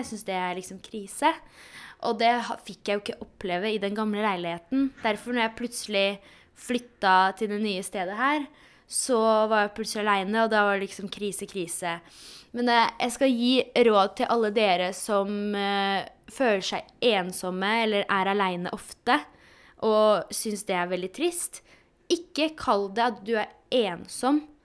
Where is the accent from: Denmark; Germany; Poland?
Poland; now in Norway; Jeg er jo fra Polen